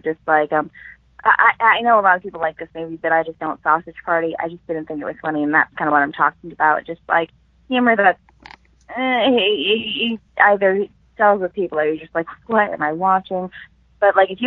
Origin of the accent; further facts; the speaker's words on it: Connecticut, United States; now in Florida, United States; I'm originally from Connecticut.